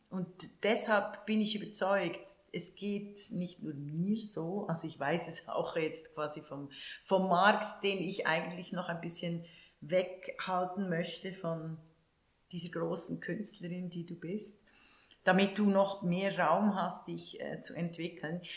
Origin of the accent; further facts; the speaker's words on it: Switzerland; wenn du in den 60er Jahren groß geworden bist, in der Schweiz, in diesem unendlich reichen Land, aber äh, sehr arm aufgewachsen